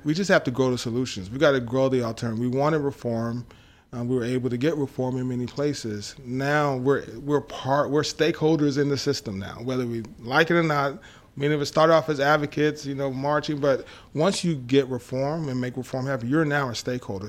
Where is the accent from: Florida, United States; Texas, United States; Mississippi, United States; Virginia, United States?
Texas, United States; Dallas; also born or lived in Long Island, New York; we moved to Dallas, Texas, uh, when I was, uh, five, and I spent most of my time growing up in Dallas